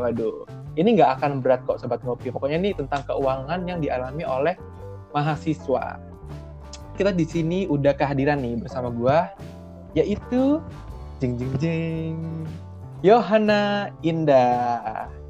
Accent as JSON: {"language": "Indonesian", "town": "Surabaya", "region": "East Java", "country": "Indonesia", "also_born_or_lived": "Jakarta / Tangerang", "moved": "as an adult", "said": "gue dari Surabaya nih merantau ke Jakarta atau Tangerang"}